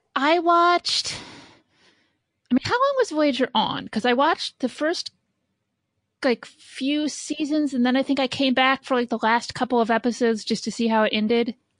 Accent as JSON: {"language": "English", "region": "Indiana", "country": "United States", "tie": "born or raised there", "said": "I grew up in Indiana"}